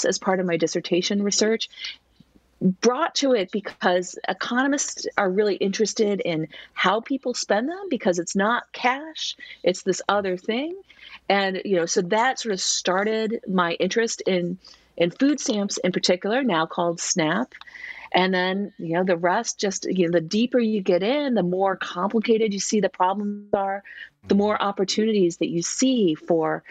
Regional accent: Missouri, United States; I grew up in Missouri

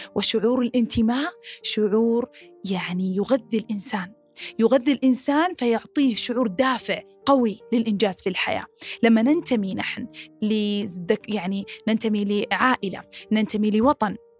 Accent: Saudi Arabia; من السعوديه

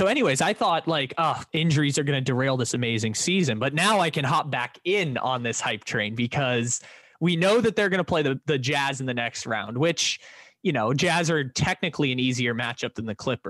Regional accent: San Diego, California, United States; I grew up in San Diego and I grew up about 5 minutes away from the San Diego State campus.

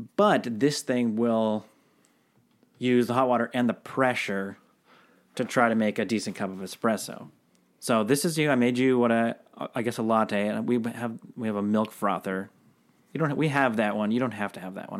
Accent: Seattle, Washington, United States; now I'm from Seattle, so very coffee heavy town.

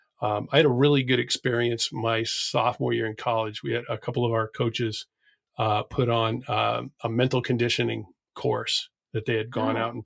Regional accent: New England, United States; I'm from New England

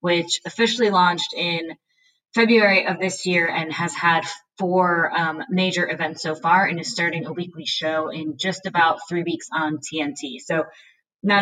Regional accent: Northeast, United States; moved away as an adult; now in Jacksonville, United States; growing up in the Northeast

